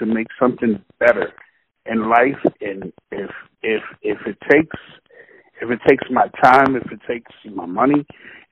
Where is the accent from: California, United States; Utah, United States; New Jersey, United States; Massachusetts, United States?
Massachusetts, United States; Boston; I'm from Roxbury